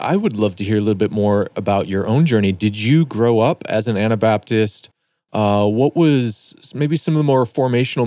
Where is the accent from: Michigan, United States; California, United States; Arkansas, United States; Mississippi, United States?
Michigan, United States; Detroit; now in Minneapolis, United States; I grew up in Detroit, and just on the other side of the river there was Ontario